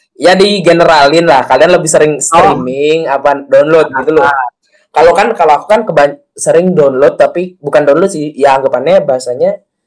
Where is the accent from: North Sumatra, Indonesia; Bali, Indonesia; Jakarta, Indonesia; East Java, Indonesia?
Bali, Indonesia; kita sebagai orang Bali